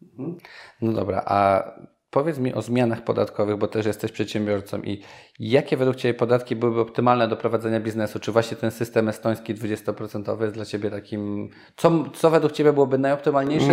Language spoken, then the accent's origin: Polish; Nowy Sącz, Lesser Poland, Poland; moved away; sam pochodzę z Nowego Sącza, gdzie często bywam